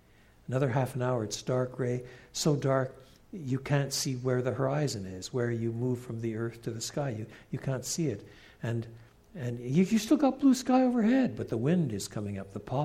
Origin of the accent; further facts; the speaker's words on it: Canada; moved away; also born or lived in England; I was brought up in the St. Lawrence Valley in eastern Canada.